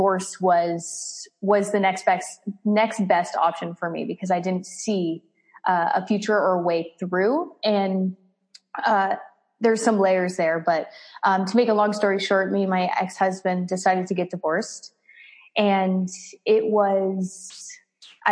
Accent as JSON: {"language": "English", "town": "Las Vegas", "region": "Nevada", "country": "United States", "tie": "born or raised there", "said": "I was born in Las Vegas, Nevada"}